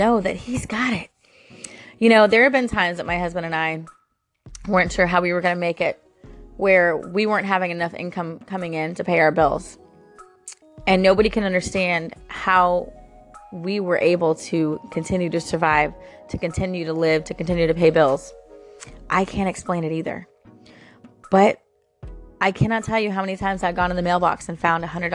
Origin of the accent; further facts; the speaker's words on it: Florida, United States; I'm born and raised in Florida